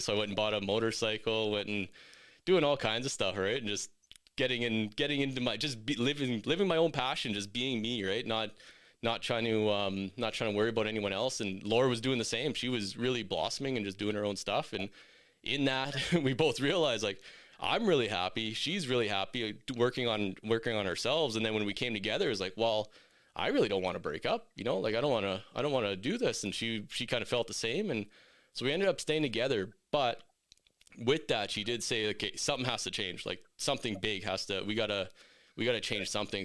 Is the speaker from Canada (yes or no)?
yes; Meadow Lake, Saskatchewan, Canada; now in Red Deer, Canada; I'm from Metal Lake, Saskatchewan. I'm currently in Red Deer now